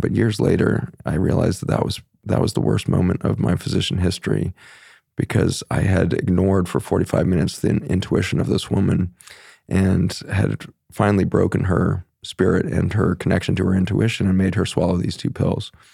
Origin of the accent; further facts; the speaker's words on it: Boulder, Colorado, United States; moved away; also born or lived in Philippines / Virginia; I grew up in Boulder, Colorado